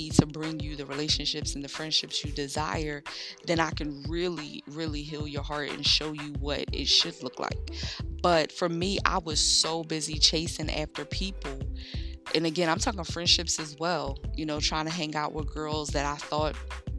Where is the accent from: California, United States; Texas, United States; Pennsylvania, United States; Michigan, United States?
Pennsylvania, United States; Philadelphia; growing up in North Philly and heading off to Temple in the mornings